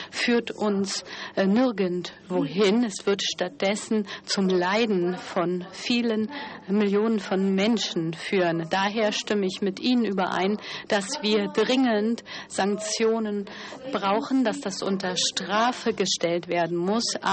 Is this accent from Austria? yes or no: no; Sarajevo, Federation of Bosnia and Herzegovina, Bosnia & Herzegovina; born there; Ich bin zuerst in, ich bin in Sarajevo geboren worden und dann sind wir umgezogen